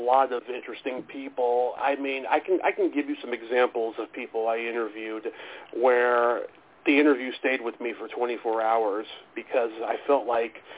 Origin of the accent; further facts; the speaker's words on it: San Mateo, California, United States; I am born and raised in the Bay Area, San Mateo, California, which is like small town San Francisco